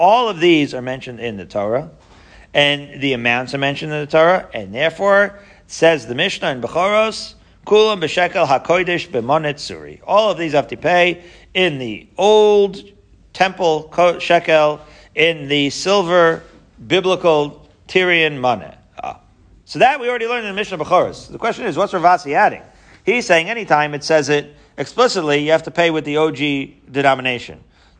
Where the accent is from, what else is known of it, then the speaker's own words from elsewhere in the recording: Israel; I remember actually when I was growing up in Israel, we still had the lira.